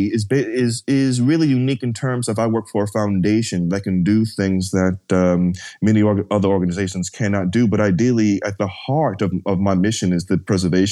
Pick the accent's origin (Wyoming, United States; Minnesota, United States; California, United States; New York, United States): New York, United States; I grew up in New York